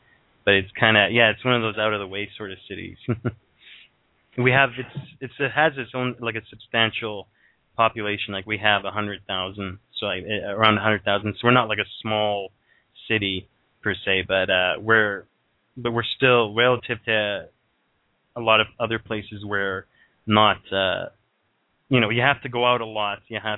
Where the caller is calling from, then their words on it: Thunder Bay, Ontario, Canada; I'm calling from Ontario, Canada.